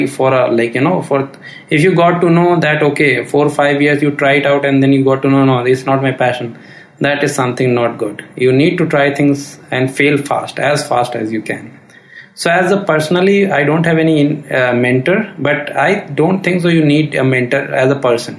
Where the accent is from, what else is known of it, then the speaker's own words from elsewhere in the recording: India; we as Indian